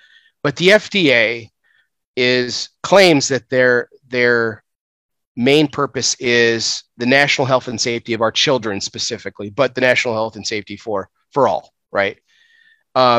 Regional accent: United States; as an American

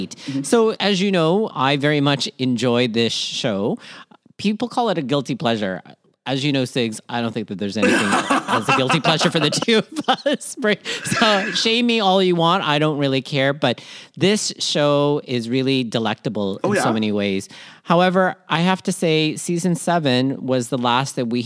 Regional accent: Toronto, Ontario, Canada; born or raised there; also born or lived in Manila, Philippines

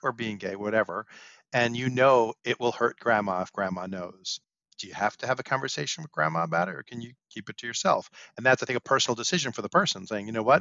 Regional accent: New York City, New York, United States; I grew up in Brooklyn

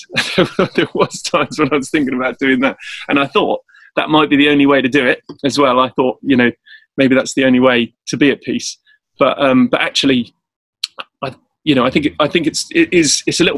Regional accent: South Africa; now in Cambridge, United Kingdom; I'm based in England, Cambridge, I'm from South Africa as well

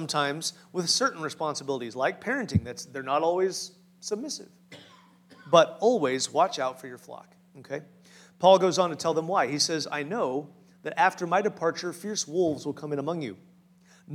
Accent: Farmers Branch, Texas, United States; I grew up in Farmers Branch, very close to the Word of Faith Church

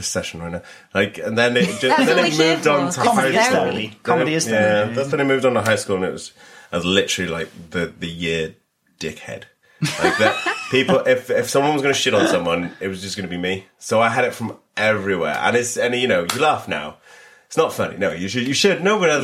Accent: Cardiff, Wales, United Kingdom; Cardiff. Yeah. I went to Ysgol y Wern

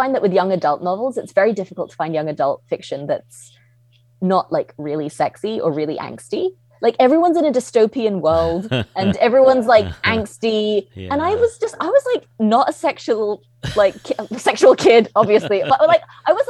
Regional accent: Hong Kong; also born or lived in United Kingdom; when I was a kid growing up in Hong Kong, there was no fiction for children about where I was from

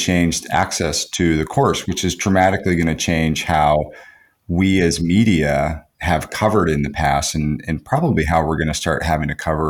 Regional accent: United States; I'm American

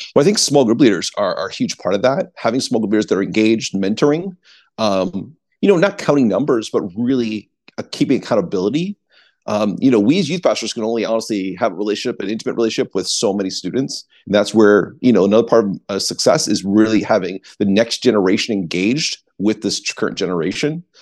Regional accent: East Coast, United States; I grew up on the East Coast, uh, as a pastor's kid

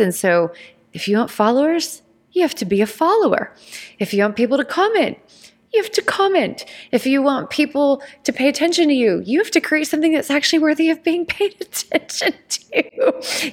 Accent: Georgia, United States; I grew up in Georgia

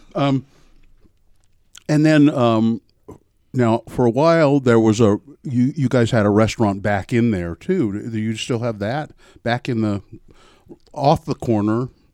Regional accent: Ogden, Utah, United States; growing up in Ogden.

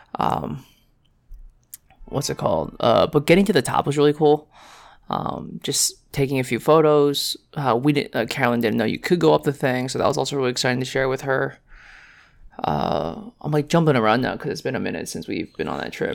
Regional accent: New York City, New York, United States; we're from New York City

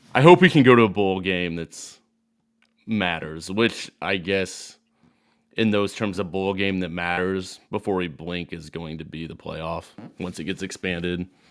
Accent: Lincoln, Illinois, United States; now in Decatur, United States; I grew up in Lincoln, playing all sorts of sports

